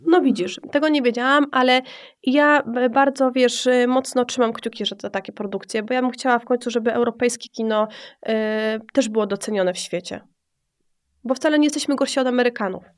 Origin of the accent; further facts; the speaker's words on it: Kraków, Lesser Poland, Poland; moved away; na czym się może wychować dziewczyna z, z Nowej Huty